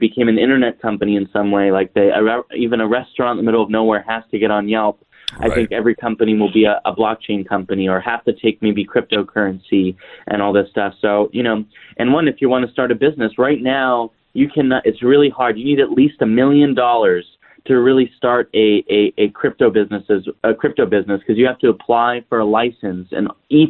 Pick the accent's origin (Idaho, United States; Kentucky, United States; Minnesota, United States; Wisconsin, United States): Idaho, United States; So that's actually, I'm from Idaho.